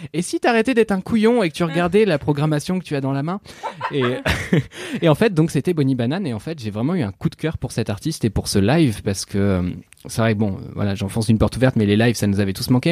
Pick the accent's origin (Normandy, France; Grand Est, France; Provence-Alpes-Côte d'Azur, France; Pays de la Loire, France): Normandy, France; je suis normand